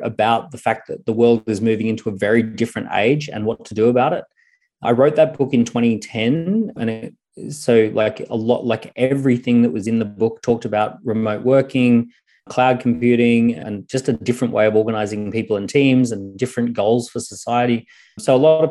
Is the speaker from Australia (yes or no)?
yes; Australia; accent: Australian; When I was growing up in Australia